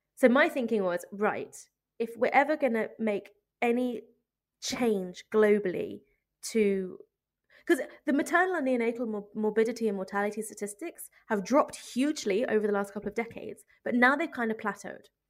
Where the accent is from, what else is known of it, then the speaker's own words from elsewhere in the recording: United Kingdom; moved away as an adult; now in Ethiopia; as a British midwife